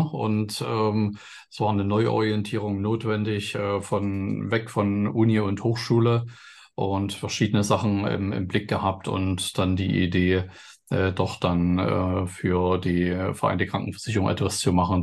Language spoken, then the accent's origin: German; East Germany, Germany; dass ich in dem Sinne aus dem Osten bin